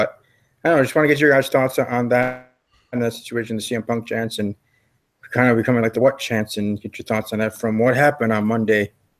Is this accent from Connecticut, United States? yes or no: no; Wisconsin, United States; It was in my home state of Wisconsin, in the city of Green Bay